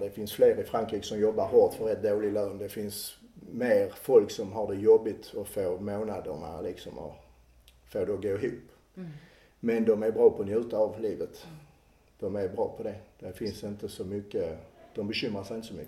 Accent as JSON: {"language": "Swedish", "town": "Klågerup", "region": "Skåne", "country": "Sweden", "tie": "born or raised there", "also_born_or_lived": "Malmö", "accent": "Skåne", "moved": "as an adult", "lives_now": "France", "said": "Jag är född i Malmö, uppvuxen i Klågerup. Mina föräldrar flyttade till Klågerup när jag var två år gammal"}